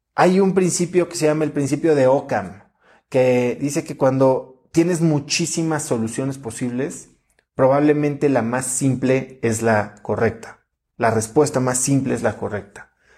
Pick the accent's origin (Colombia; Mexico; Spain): Mexico; los mexicanos somos muy buenos